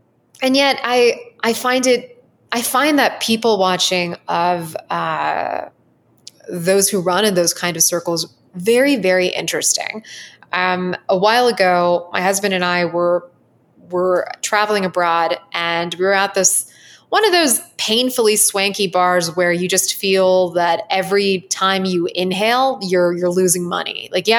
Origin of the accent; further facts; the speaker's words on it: Southern United States, United States; growing up in the Southern United States, it was very impressionable to me sometimes when I went to a private school